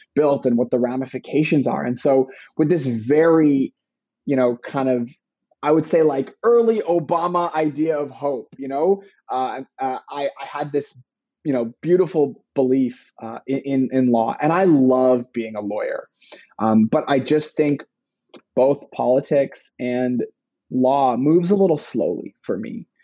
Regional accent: Vancouver, British Columbia, Canada; I was born in Vancouver, British Columbia, in Canada.

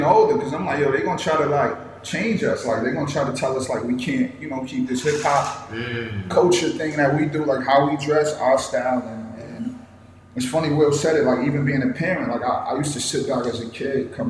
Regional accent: Mount Vernon, New York, United States; I'm from Mount Vernon

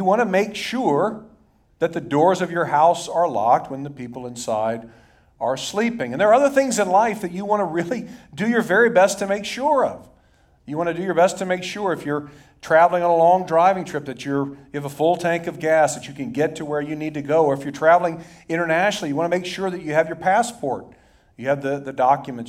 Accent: Dayton, Ohio, United States; when I was a kid, teenager growing up in Dayton, Ohio

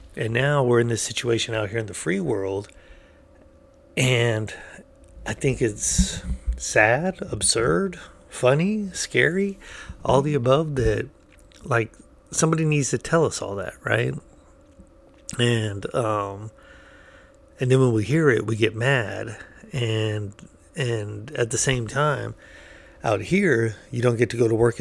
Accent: United States; I'm an American

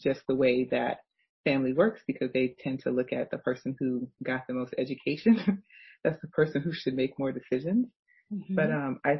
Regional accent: United States; I'm African American

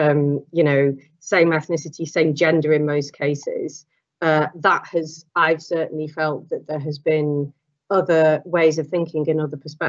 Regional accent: Welsh, Wales, United Kingdom; also born or lived in Manchester; I'm Welsh

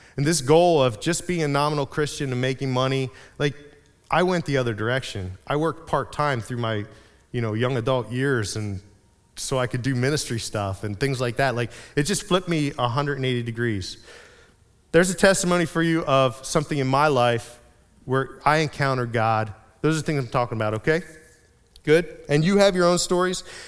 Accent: Reading, Pennsylvania, United States; I grew up in Reading, in Berks County

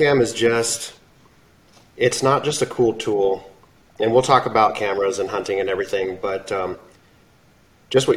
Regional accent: Southern Arizona, United States; I'm from Southern Arizona

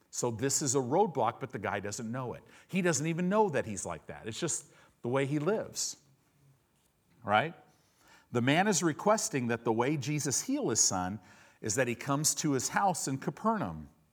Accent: United States; a lot of us American Christians

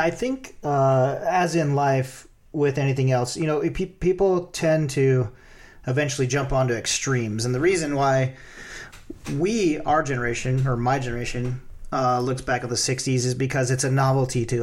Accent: the South, United States; Growing up in the South, there's a lot of extreme opinions in that part of the world.

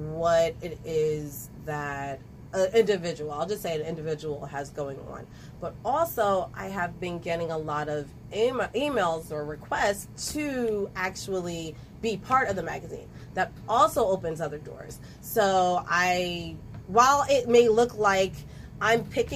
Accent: Ewing, New Jersey, United States; also born or lived in Trenton, New Jersey; I may have been born in Trenton, raised in Ewing, but technically a lot of me is in Trenton

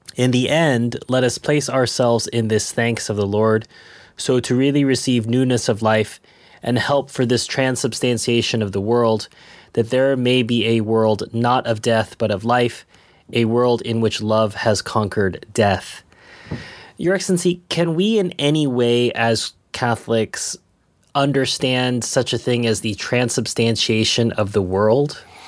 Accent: United States; moved away; I'm American

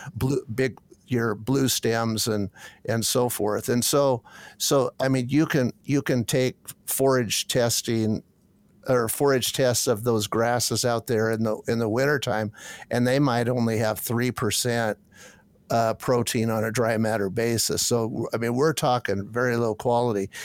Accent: Washington, United States; moved away as an adult; also born or lived in Kansas / Kentucky; I could get back in, the, in my home country

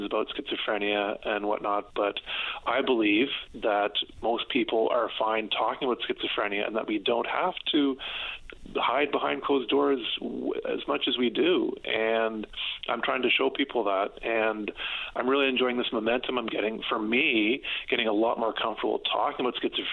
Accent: St. Andrews, New Brunswick, Canada; where I'm from, St. Andrews, I feel very safe in my hometown.

